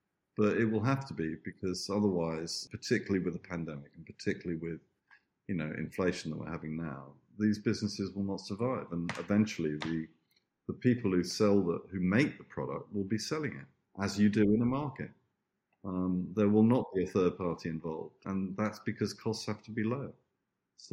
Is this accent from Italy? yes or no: yes; Italy; this market that we used to go to that was actually where I grew up in Italy with my Italian aunt